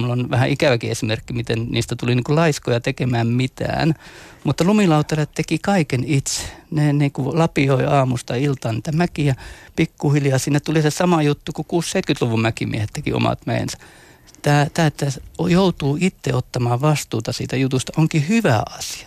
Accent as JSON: {"language": "Finnish", "town": "Mikkeli", "region": "South Savo", "country": "Finland", "said": "meillä Mikkelissä, lähellä sulkavaa"}